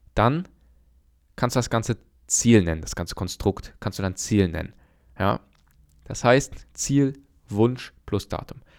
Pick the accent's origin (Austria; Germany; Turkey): Germany; bei uns in Deutschland